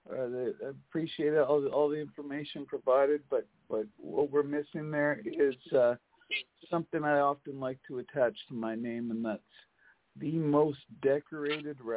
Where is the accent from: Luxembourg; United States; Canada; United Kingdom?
Canada; Kelowna, British Columbia; born there; I was born in Kelowna, British Columbia.